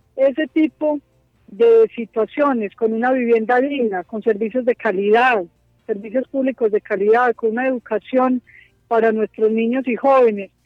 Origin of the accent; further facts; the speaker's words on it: Antioquia, Colombia; yo orgullosamente soy una campesina antioqueña